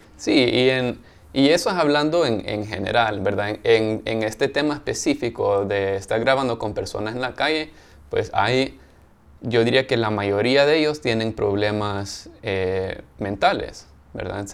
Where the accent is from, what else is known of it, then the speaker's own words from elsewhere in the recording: El Salvador; now in Los Angeles, United States; los dos somos del Salvador